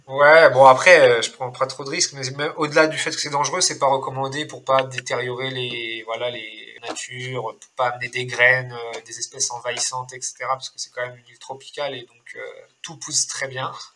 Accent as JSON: {"language": "French", "town": "Rennes", "region": "Brittany", "country": "France", "tie": "born or raised there", "also_born_or_lived": "La Rochelle / Niort / Laval / Sainte-Suzanne, Réunion", "moved": "as an adult", "lives_now": "Réunion, France", "said": "je suis né à Rennes, après, j'ai grandi un peu à Rennes, après, j'ai déménagé, j'étais dans une petite ville à côté de Rennes"}